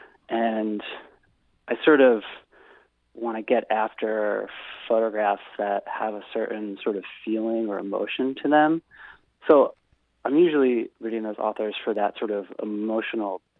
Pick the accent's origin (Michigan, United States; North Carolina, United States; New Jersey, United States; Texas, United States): New Jersey, United States; National Park; moved away as an adult; also born or lived in Camden, New Jersey; now in Philadelphia, United States; I was born in Camden, but I grew up in a small town called National Park, New Jersey